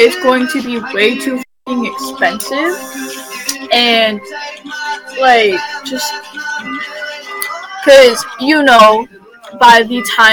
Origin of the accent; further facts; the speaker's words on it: United States; I'm American born